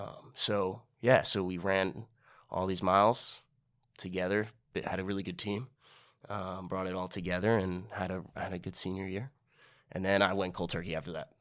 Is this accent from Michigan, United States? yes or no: no; New York City, New York, United States; I grew up in Inwood